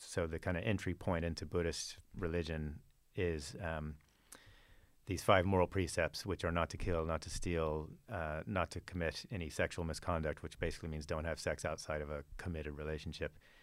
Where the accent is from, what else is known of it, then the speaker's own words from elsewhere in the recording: Fort Worth, Texas, United States; I was raised in, in Texas, in Fort Worth, Texas